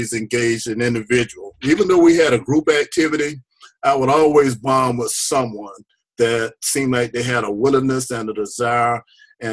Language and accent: English; the South, United States; also born or lived in Central Florida; now in Florida, United States; I grew up in the South